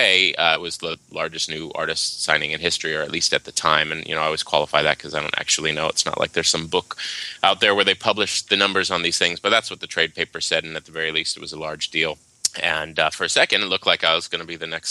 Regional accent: Waimanalo, Hawaii, United States; moved away; also born or lived in Seattle / Los Angeles; I was born and raised in Hawaii, a little town called Waimanalo on the island of Oahu

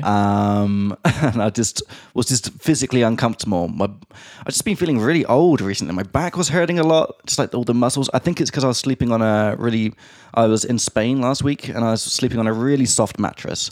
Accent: England, United Kingdom; moved away; from England

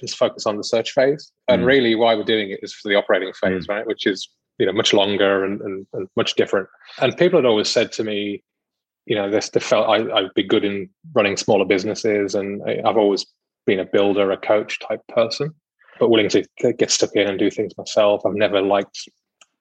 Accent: United Kingdom; moved away as an adult; now in Australia; I am British.

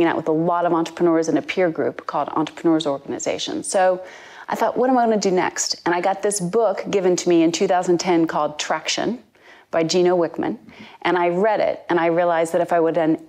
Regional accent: United States; moved away as an adult; now in United Kingdom; I'm American born, but I've been in the UK for almost 21 years now.

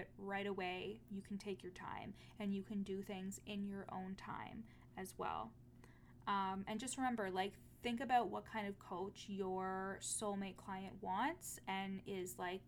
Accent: Canada; as a Canadian

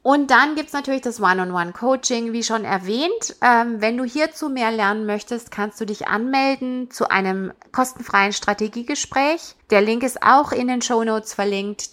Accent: Germany; moved away as an adult; also born or lived in United States; now in Canada; ich bin in Deutschland geboren, aufgewachsen, habe da Sportwissenschaften studiert

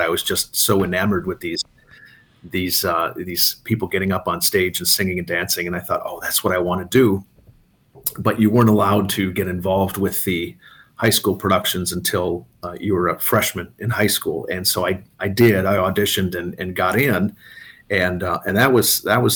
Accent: Antigo, Wisconsin, United States; also born or lived in Milwaukee, Wisconsin; Born in Milwaukee, moved from there when I was going to start kindergarten, moved way up north to do a little small town in central Wisconsin called Antigo.

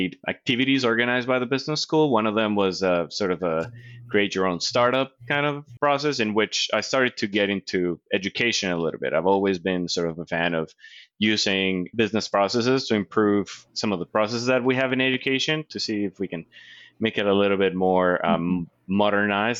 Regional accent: Colombia; English is a second language; moved away as an adult; also born or lived in North Carolina; now in United States; growing up in Colombia

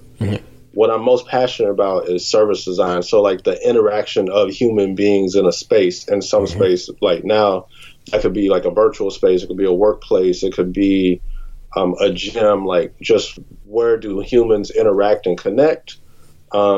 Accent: Texas, United States; moved away; I'm from Texas originally, so Third Coast represent

